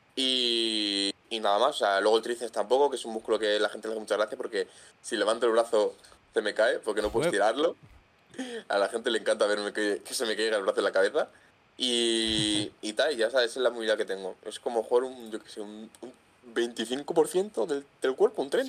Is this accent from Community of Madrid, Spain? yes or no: yes; Madrid, Community of Madrid, Spain; soy un chaval pues que tiene 22 años, soy de Madrid